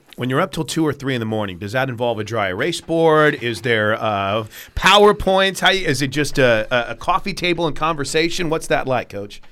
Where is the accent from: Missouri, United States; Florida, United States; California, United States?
Missouri, United States; St. Louis; moved away; I grew up in Saint Louis